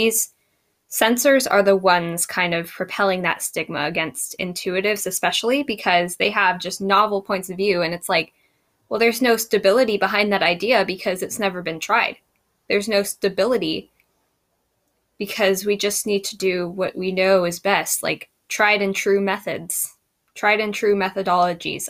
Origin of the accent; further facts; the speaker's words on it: United States; I'm an American